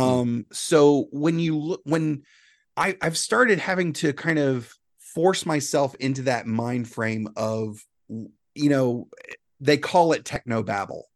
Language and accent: English; South Carolina, United States; moved away as an adult; now in Florida, United States; I'm from South Carolina. I used to do law enforcement. And, uh, you know, my wife and I moved here